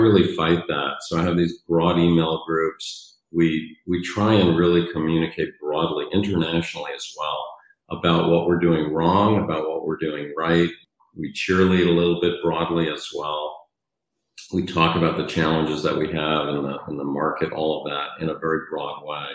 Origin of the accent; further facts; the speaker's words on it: New York City, New York, United States; moved away as an adult; also born or lived in Michigan; So I grew up in New York City